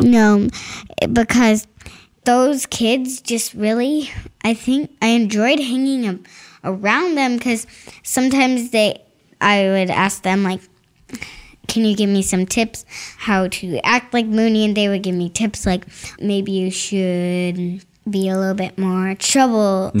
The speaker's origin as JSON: {"language": "English", "town": "Winter Springs", "region": "Florida", "country": "United States", "said": "I'm from Florida"}